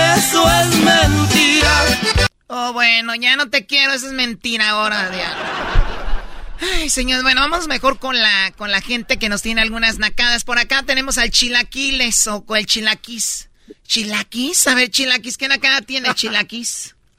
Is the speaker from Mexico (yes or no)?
yes; Mexico City, Mexico; Yo soy chilango